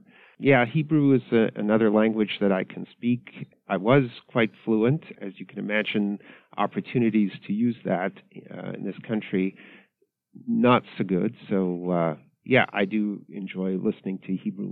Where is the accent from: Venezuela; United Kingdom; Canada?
Canada; moved away as an adult; also born or lived in Ottawa, Canada; now in United States; I was born and raised in Canada. So Canada is a very bilingual country. I grew up in English Canada